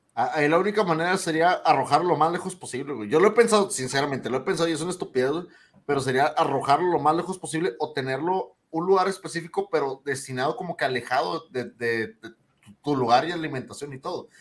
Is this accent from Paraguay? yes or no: no; Monterrey, Nuevo León, Mexico; somos regios